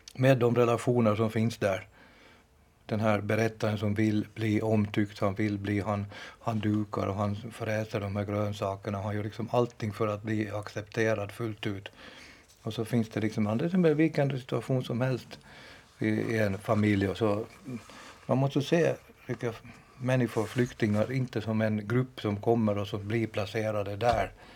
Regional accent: Finland; jag är själv från från Finland och inte från Jakobstad

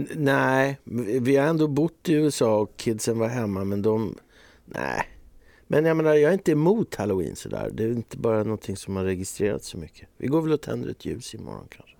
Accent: Eckerö, Åland Islands; När jag var liten i, i Björnhuvud då, i Eckerö så vi hade liksom varenda gård hade två, tre kor

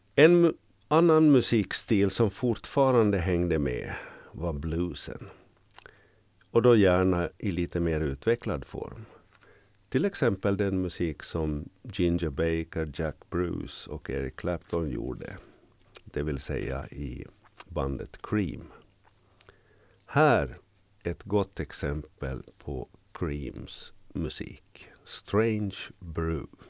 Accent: Jakobstad, Ostrobothnia, Finland; moved away as an adult; also born or lived in Vaasa, Finland / Norrbotten, Sweden / Västerbotten, Sweden / Ångermanland, Sweden; now in Kökar, Finland; Jag är född i Jakobstad, utbildad vid pedagogiska fakulteten i Vasa

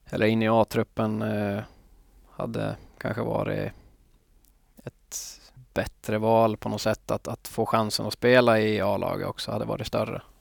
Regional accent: Finland; also born or lived in Liverpool; att jag var en finsk spelare som kan spela ihop i landslag och, och sånt framöver

